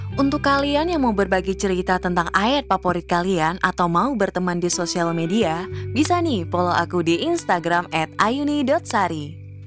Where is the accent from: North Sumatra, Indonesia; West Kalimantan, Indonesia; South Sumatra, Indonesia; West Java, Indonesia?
West Kalimantan, Indonesia; Pontianak; Aku berasal dari kota Pontianak, kota yang terkenal dengan Tugu Katulistiwanya.